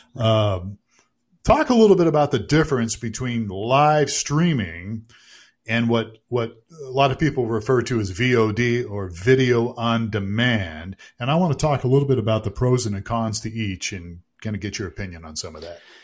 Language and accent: English; Youngstown, Ohio, United States; I grew up in Youngstown, Ohio